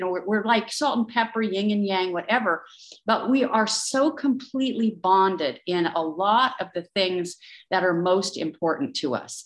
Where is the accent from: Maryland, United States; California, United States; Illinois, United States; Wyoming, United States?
Wyoming, United States; Powell; moved away as an adult; also born or lived in London / New York; I'm from Wyoming. I'm from a little town outside Yellowstone Park